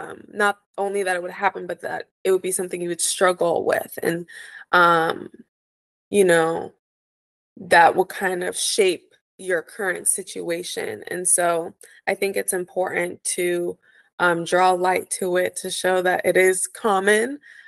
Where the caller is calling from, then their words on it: Los Angeles, California, United States; I'm tuning in from Los Angeles, California.